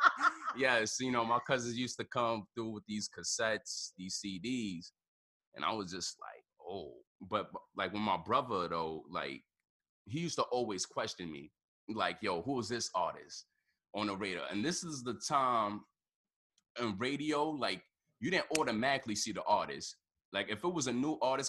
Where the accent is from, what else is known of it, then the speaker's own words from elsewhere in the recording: New York City, New York, United States; I grew up in the Bronx, you know, 156